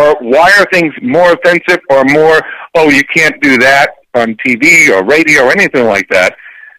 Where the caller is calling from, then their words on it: Plantation, Florida, United States; from Plantation